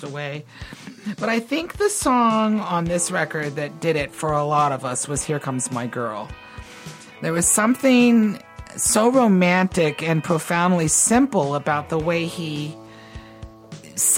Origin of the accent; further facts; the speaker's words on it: the South, United States; I grew up in the South too. You start working really young down here